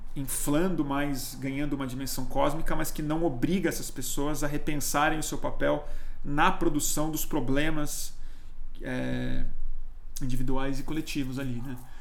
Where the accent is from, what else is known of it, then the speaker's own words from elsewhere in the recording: Brazil; eu sou brasileiro, né? Nós somos brasileiros